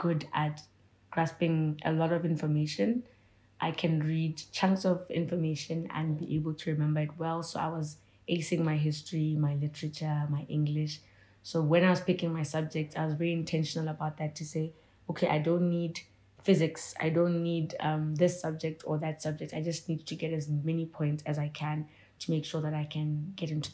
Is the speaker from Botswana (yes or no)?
yes; Gaborone, South-East District, Botswana; I grew up in Gads. I think I started my preschool, primary, and high school in Gaborone, Botswana.